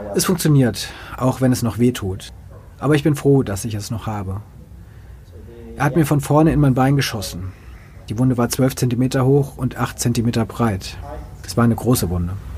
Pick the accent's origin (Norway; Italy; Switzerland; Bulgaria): Norway; Finnmark; in Finnmark, wo ich herkomme, eine sehr niedrige Kriminalitätsrate.